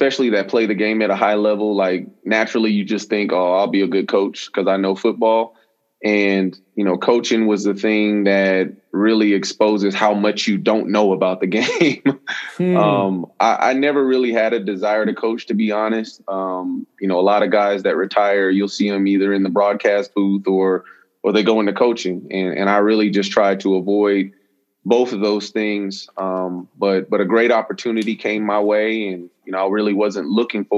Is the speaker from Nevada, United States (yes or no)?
yes; Las Vegas, Nevada, United States; I grew up in Las Vegas, and you know, contrary to what people believe, we do live in houses and not in casinos and hotels